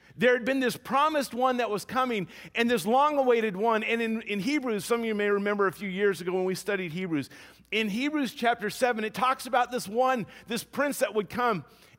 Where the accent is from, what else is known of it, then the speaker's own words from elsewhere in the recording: Louisiana, United States; We grew up in Louisiana. Maybe it's a thing of the South.